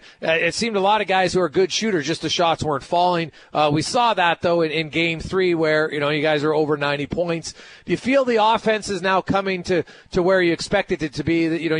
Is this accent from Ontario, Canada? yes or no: yes; Ontario, Canada; growing up in Ontario, we've really seen a massive boon in the talent level of Canadians playing basketball.